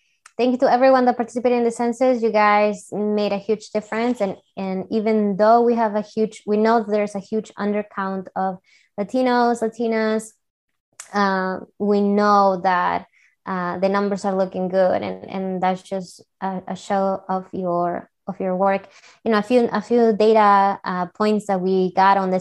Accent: Peru; English is a second language; moved away as an adult; I'm from Peru, and I was in college

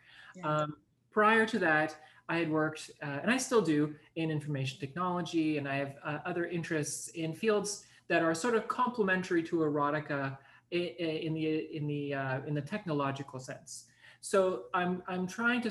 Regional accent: Montreal, Quebec, Canada; I spent my entire life, with the exception of some vacation time overseas and, you know, in the Caribbean and whatnot, growing up in Montreal.

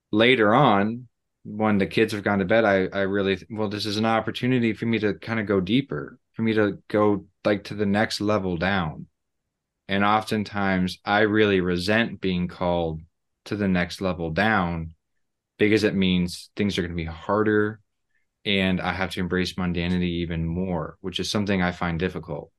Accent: Missouri, United States; I'm from Missouri and I'm married

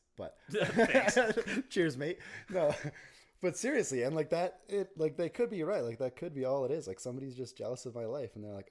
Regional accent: Calgary, Alberta, Canada; I'm from Calgary

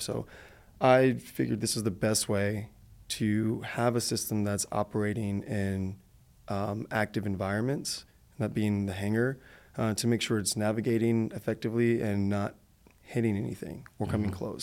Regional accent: Detroit, Michigan, United States; moved away; also born or lived in Arizona; I'm originally from Michigan, from Detroit

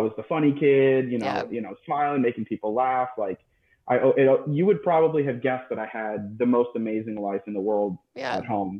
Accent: South Florida, United States; So I am 27, born and raised in South Florida.

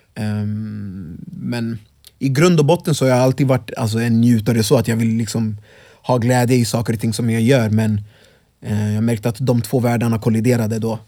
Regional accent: Örebro, Örebro County, Sweden; also born or lived in Congo; jag är från Vivalla från början också själv.

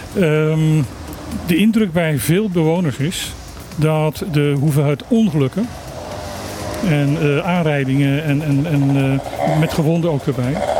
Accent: Netherlands; als Nederlander

